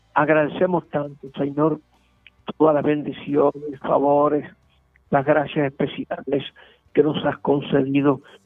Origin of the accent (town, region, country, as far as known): Puerto Rico